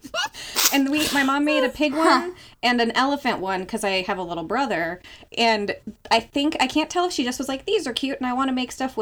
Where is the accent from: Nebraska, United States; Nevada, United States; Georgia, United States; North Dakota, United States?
North Dakota, United States; Fargo; I grew up literally in Fargo, like the movie Fargo, North Dakota.